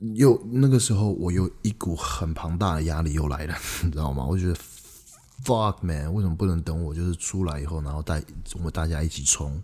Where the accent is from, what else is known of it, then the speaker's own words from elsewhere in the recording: Taiwan; moved away; also born or lived in Canada; 我从加拿大回来，那个时候是二零一四年的十月三十一号，万圣节那一天。嗯，当我回到台湾的时候呢